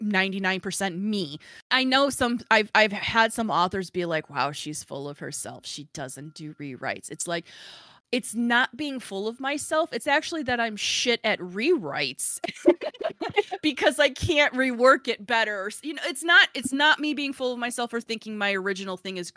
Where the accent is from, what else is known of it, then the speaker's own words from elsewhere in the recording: Midwest, United States; accent: Midwestern; my Midwestern